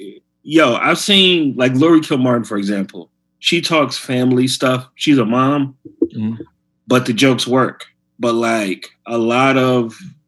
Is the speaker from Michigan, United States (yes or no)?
no; Chicago, Illinois, United States; now in New York, United States; Like, I was mostly doing clubs when I came from Chicago.